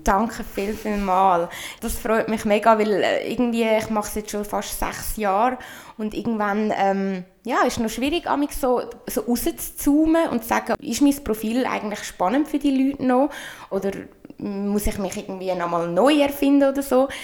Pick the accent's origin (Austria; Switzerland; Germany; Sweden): Switzerland; accent: Swiss German; ich rede auf Schweizerdeutsch